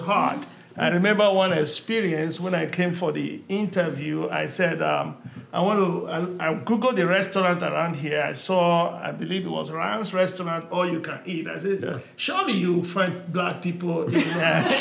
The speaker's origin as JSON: {"language": "English", "country": "Nigeria", "moved": "yes", "lives_now": "Bentonville, United States", "said": "I'm originally from Nigeria, West Africa, and my mom was a trader. And I moved to the United States in 1986"}